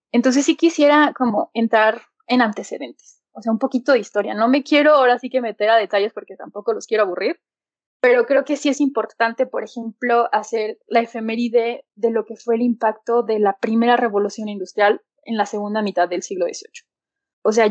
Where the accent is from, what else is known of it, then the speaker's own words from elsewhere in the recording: Aguascalientes, Mexico; also born or lived in Leeds, England; pues soy de Aguascalientes. Estudié ciencias ambientales en la Universidad Autónoma de, aquí de Aguascalientes